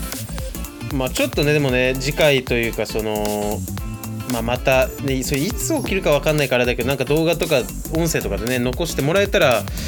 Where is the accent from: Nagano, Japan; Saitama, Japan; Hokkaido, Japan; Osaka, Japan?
Hokkaido, Japan; now in Tokyo, Japan; 僕北海道出身なんで